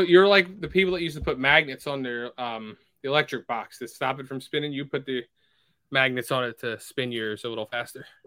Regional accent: the Poconos, Pennsylvania, United States; moved away; I grew up in the Poconos

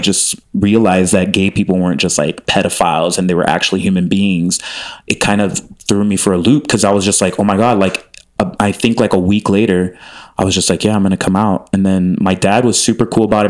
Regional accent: Miami, Florida, United States; moved away as an adult; also born or lived in Chicago; I grew up in Miami, but then I moved to Chicago and then came out here

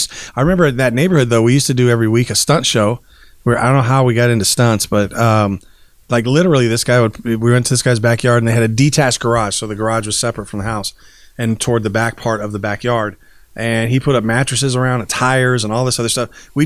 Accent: Lynwood, United States; I will say when I grew up once, I was growing up in Linwood.

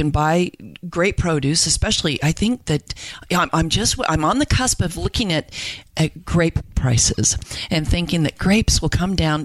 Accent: Salt Lake City, Utah, United States; now in Idaho, United States; I grew up in Salt Lake City

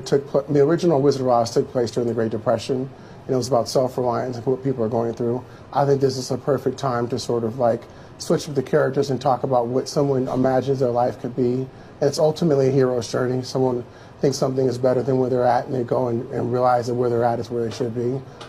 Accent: Inglewood, California, United States; I'm from Inglewood.

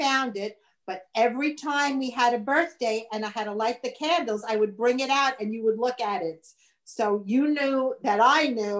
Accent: Brooklyn, New York, United States; Brooklyn, born and raised.

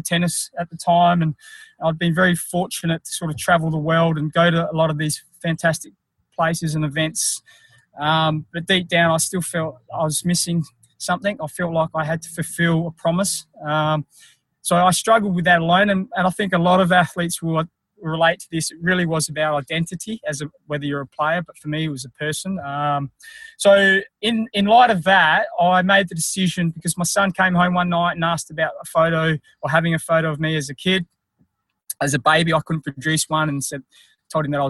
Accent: country South Australia, Australia; also born or lived in Philippines; I was adopted by an Australian couple who lived in country South Australia

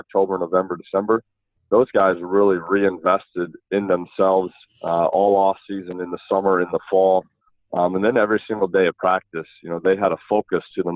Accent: Illinois, United States; moved away as an adult; also born or lived in Iowa / Fox Valley, Wisconsin; now in Oshkosh, United States; I am not a Wisconsin guy. I grew up in Illinois and went to college in Iowa. But I've lived here the last 7 years, and in the last 7 years, the Fox Valley has become home for us

